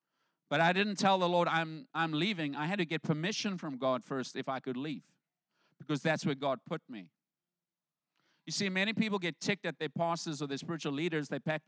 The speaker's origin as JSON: {"language": "English", "country": "South Africa", "moved": "as an adult", "said": "So when I came over from South Africa, I came over with my pastor. He brought me here."}